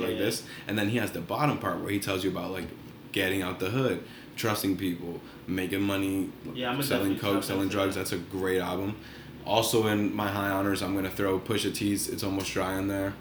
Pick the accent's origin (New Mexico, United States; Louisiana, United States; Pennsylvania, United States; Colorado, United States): Pennsylvania, United States; Reading; I grew up in Reading